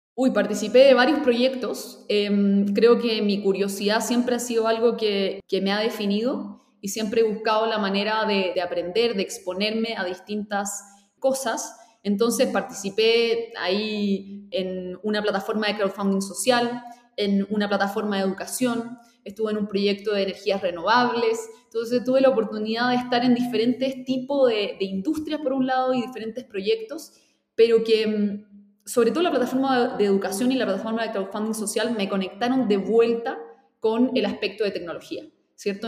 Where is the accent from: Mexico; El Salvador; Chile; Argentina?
Chile; para mí como chilena